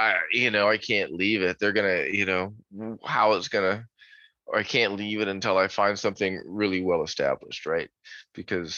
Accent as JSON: {"language": "English", "region": "Florida", "country": "United States", "tie": "born or raised there", "also_born_or_lived": "Newfoundland, Canada", "said": "I've lived in Florida since I was about 2 years old. So I was born in Newfoundland, Canada"}